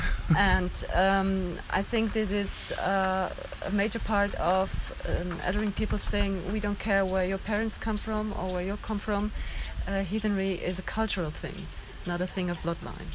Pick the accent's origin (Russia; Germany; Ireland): Germany; I'm from Germany